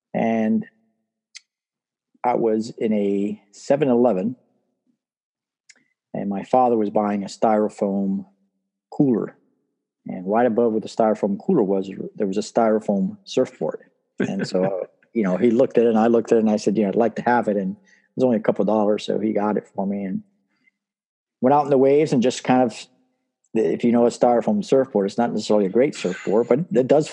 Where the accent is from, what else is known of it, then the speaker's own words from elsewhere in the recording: Miami, Florida, United States; also born or lived in Cuba; They came to Miami and I lived in Miami pretty much my entire life